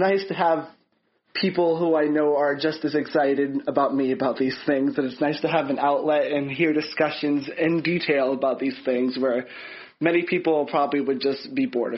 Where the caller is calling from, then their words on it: Massachusetts, United States; Hey, rotoscopers. … from Massachusetts, and I'm a huge, huge fan of your podcast.